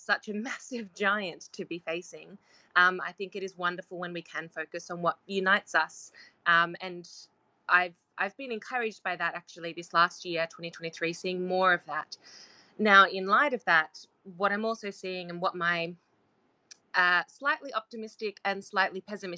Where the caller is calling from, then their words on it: Australia; I'm calling in from Australia as well.